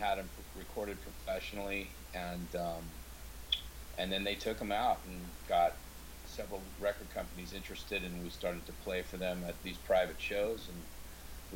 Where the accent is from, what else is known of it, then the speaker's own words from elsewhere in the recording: Seattle, Washington, United States; I grew up in Seattle